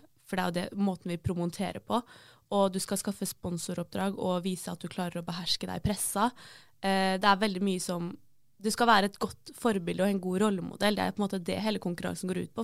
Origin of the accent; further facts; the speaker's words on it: Hvaler, Østfold, Norway; also born or lived in Fredrikstad; egentlig så er jeg fra Hvaler.